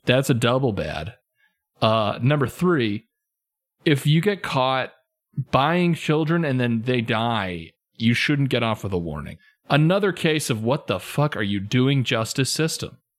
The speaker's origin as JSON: {"language": "English", "country": "United States", "said": "I'm an American."}